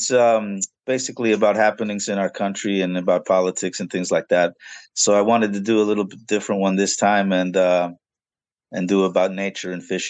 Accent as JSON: {"language": "English", "region": "Pennsylvania", "country": "United States", "tie": "born or raised there", "also_born_or_lived": "New York", "moved": "yes", "lives_now": "Florida, United States", "said": "I was raised in Pennsylvania"}